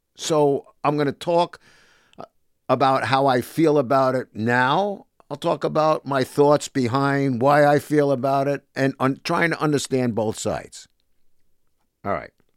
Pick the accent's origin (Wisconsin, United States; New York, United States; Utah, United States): New York, United States; New York City; also born or lived in Bronx, New York; Born in the Bronx, but raised in Sheepshead Bay, Brooklyn, in the housing projects